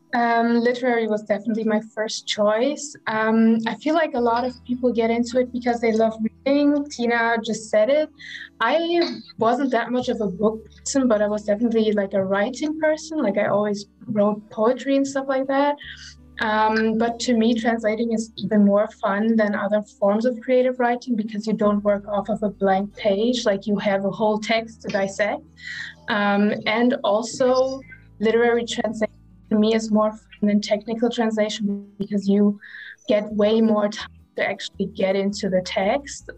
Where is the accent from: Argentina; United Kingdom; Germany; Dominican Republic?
Germany; Freiburg, Baden-Württemberg; I'm from Freiburg, Germany, and I'm an emerging translator from English to German.